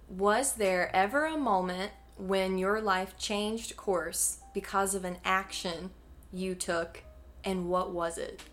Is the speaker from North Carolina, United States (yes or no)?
yes; Mocksville, North Carolina, United States; now in Greensboro, United States; I'm a North Carolina native